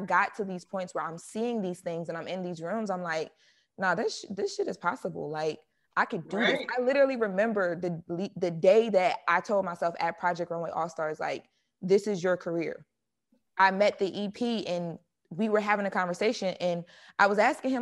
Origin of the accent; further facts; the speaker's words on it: Wilmington, Delaware, United States; moved away as an adult; also born or lived in New York / Atlanta; now in Los Angeles, United States; I grew up in Wilmington. It's like the inner city. It's the hood of Delaware